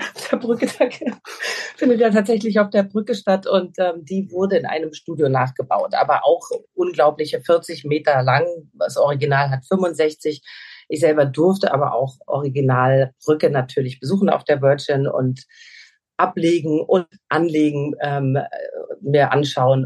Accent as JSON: {"language": "German", "region": "Hesse", "country": "Germany", "moved": "as an adult", "lives_now": "Portugal", "said": "Ich komme auch aus Hessen"}